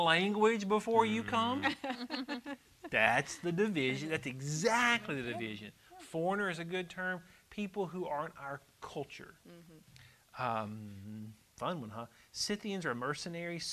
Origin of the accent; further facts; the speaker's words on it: United States; I'm American